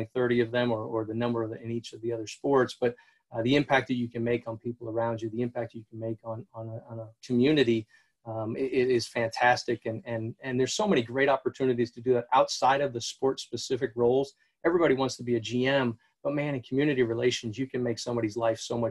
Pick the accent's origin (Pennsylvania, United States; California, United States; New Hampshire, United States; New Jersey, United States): New Hampshire, United States; I grew up in New Hampshire